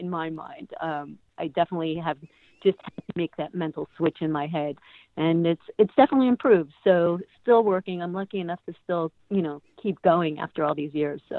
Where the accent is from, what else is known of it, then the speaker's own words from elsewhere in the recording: Chicago, Illinois, United States; moved away; I grew up in Chicago. When I was back in Chicago at like 15, 16 years old